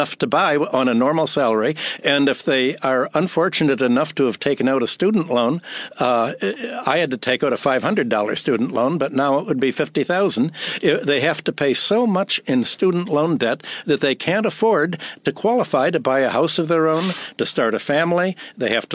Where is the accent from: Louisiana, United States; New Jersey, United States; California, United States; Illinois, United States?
Illinois, United States; Chicago; moved away as an adult; also born or lived in Minneapolis, Minnesota / New York; I was born in Minneapolis, grew up in Chicago, came to New York went to work, got a PhD in economics